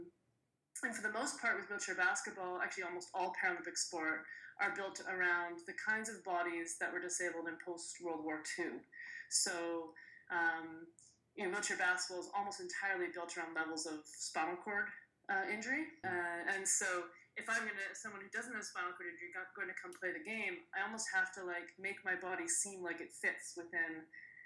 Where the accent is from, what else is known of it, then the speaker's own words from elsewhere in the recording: Edmonton, Alberta, Canada; my hometown of Edmonton